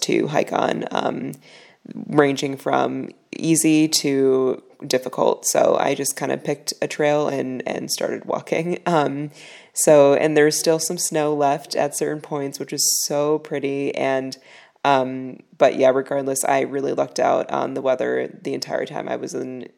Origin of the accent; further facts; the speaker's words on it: Chicago, Illinois, United States; I'm from Chicago